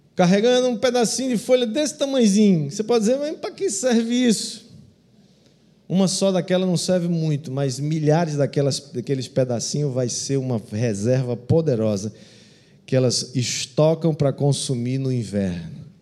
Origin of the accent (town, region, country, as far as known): Brazil